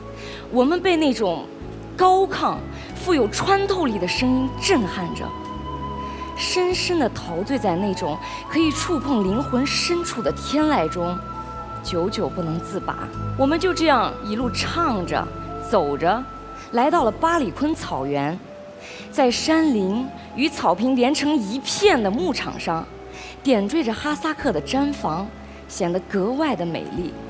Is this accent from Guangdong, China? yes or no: no; Xinjiang, China; born there; 新疆的美是无与伦比的，那里的人们热情、真诚，他们会说话就会唱歌，会走路就会跳舞。而我们就是出生在这样一个美丽的地方